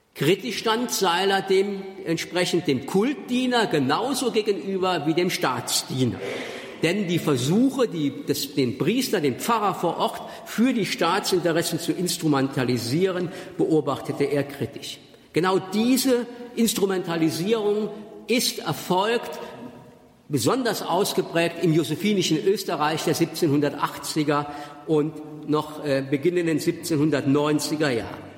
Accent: Germany; accent: Moselle Franconian; first language Moselle Franconian; in meinem moselfränkischen Dialekt den ich als Muttermilch sozusagen genossen habe

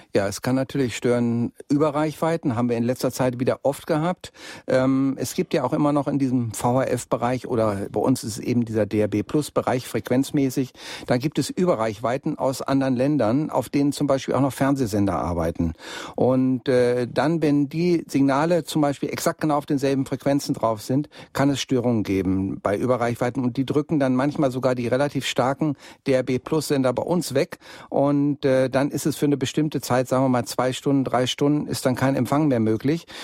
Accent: Bielefeld, North Rhine-Westphalia, Germany; now in Munich, Germany; in meine alte Heimatstadt nach Bielefeld

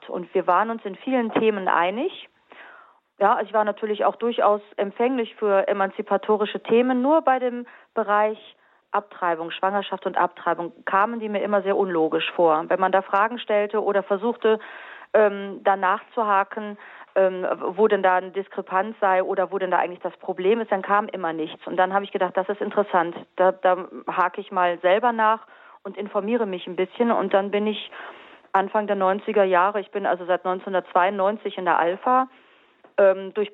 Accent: Carinthia, Austria; Ich bin Österreicherin, ich komme aus Kärnten.

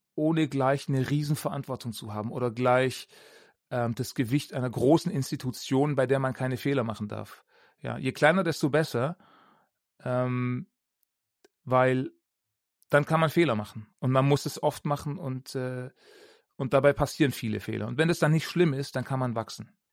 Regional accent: Ravensburg, Baden-Württemberg, Germany; moved away as an adult; also born or lived in Augsburg; ich bin in Ravensburg aufgewachsen

